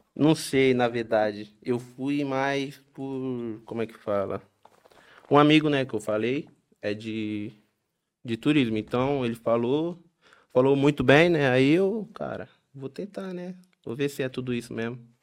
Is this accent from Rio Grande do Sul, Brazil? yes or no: no; Baixada Santista, São Paulo, Brazil; moved away as an adult; now in Nazaré, Portugal; Eu vim do, de São Paulo, interior de Santos. Vim da Baixada, sou Baixada Santista.